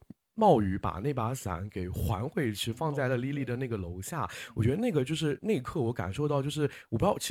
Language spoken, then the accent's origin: Chinese; Shanghai, China; 但是我自己作为上海人，我是觉得那个。场景就是描绘的很微妙